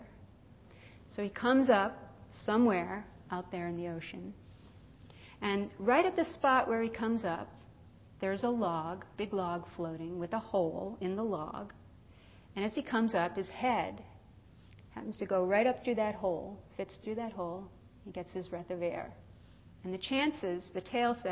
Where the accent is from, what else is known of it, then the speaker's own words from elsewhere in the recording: East Coast, United States; now in California, United States; I grew up on the East Coast